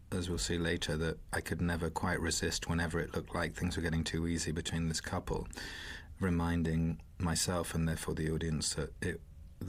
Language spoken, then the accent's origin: English; Isle of Wight, South East England, United Kingdom; moved away; I come from the Isle of Wight